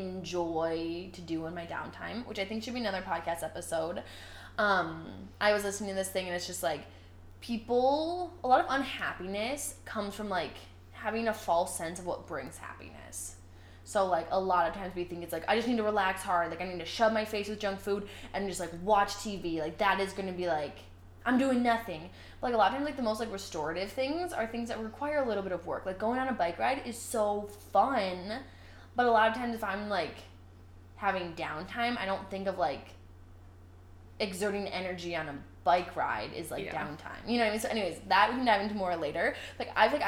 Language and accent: English; Indian Prairie, Illinois, United States; we grew up in Indian Prairie